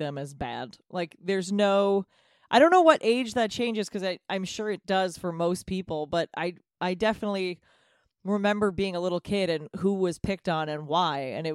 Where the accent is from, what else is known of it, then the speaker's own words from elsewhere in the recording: New Hampshire, United States; I am a very white person from a very white state. I grew up in New Hampshire